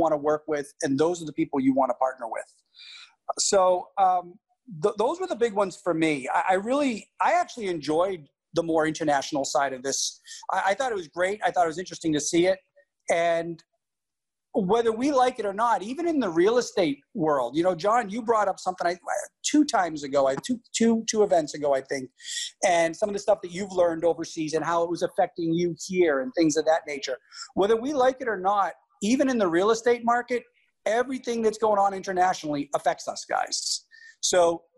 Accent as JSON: {"language": "English", "town": "Boston", "region": "Massachusetts", "country": "United States", "said": "I'm from Boston"}